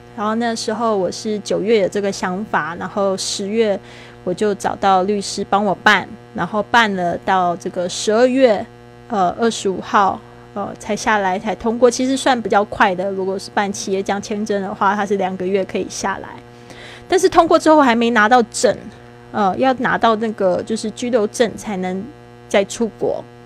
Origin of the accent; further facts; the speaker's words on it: Taiwan; also born or lived in Spain; 我是台湾人